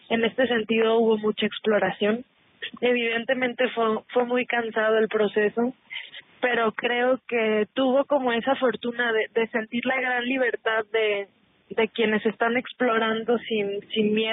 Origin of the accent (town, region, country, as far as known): Mexico